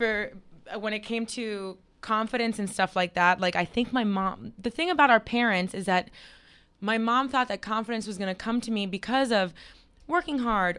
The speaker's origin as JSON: {"language": "English", "town": "Miami", "region": "Florida", "country": "United States", "tie": "born or raised there", "said": "I grew up in Miami, Florida. Yeah, please. It's hot all year round."}